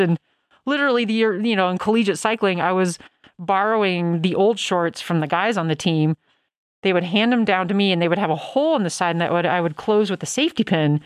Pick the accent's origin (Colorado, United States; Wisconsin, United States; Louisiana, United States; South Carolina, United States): Colorado, United States; Denver; I grew up in Denver